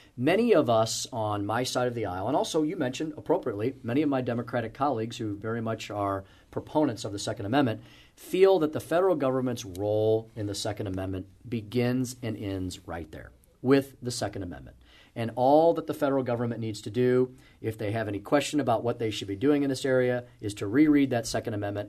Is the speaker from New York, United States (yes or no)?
no; St. Louis, Missouri, United States; I grew up here, uh, went to school in the city, and purposefully came back, um, to, to my home state